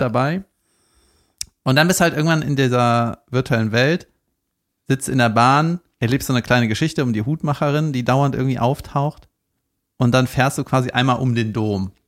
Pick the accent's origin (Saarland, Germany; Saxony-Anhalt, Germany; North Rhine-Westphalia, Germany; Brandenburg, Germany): North Rhine-Westphalia, Germany; Cologne; nicht genau da, wo ich aufgewachsen bin, aber da in der Gegend, ne, also auch in Köln rechts